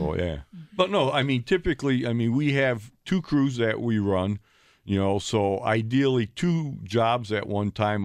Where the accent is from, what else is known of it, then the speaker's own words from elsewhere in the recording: Ohio, United States; now in Milwaukee, United States; I grew up in Ohio uh, with my father